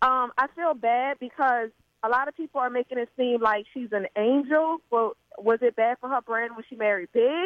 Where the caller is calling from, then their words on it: Metairie, Louisiana, United States; I am calling from Metairie.